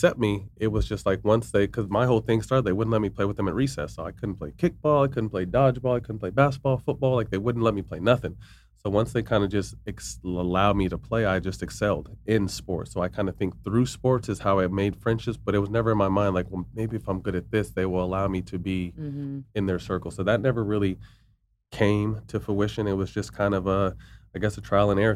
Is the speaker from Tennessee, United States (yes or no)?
no; Sacramento, California, United States; moved away as an adult; also born or lived in San Jose, California; now in Los Angeles, United States; I came to Sacramento as a third grader, but they put me back in kindergarten